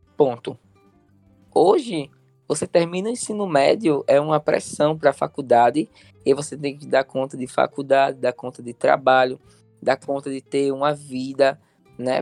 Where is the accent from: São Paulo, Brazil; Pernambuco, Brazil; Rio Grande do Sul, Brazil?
Pernambuco, Brazil; Olinda; Eu sou de Olinda